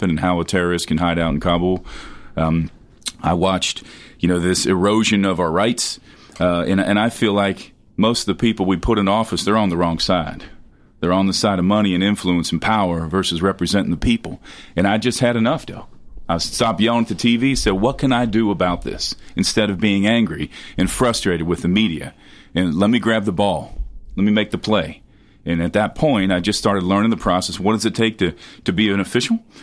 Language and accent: English; southern Ohio, United States; moved away as an adult; also born or lived in Fort Campbell, Kentucky; now in Tennessee, United States; I spent the first part of my life in Ohio. I grew up in southern Ohio